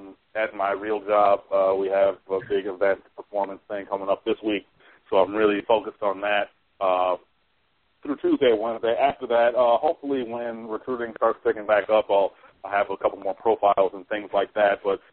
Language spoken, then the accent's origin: English; Detroit, Michigan, United States; I am from Detroit, and I am proud to be a Lions fan